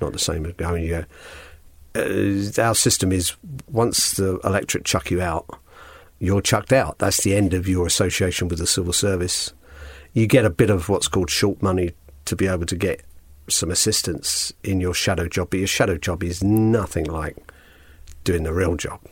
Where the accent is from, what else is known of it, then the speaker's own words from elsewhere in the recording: London, United Kingdom; also born or lived in Hull; Grew up in London West End, sometimes wrongly called Notting Hill.